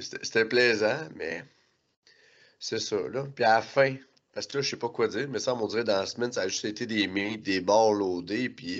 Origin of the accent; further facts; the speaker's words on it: Quebec, Canada; en tant que Québécois